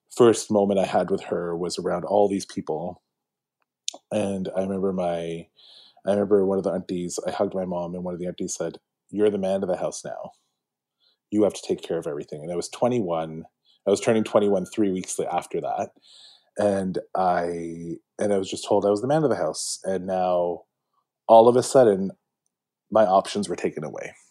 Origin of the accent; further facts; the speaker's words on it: Mississauga, Ontario, Canada; I grew up in Malton, so right by the airport, uh, right by Pearson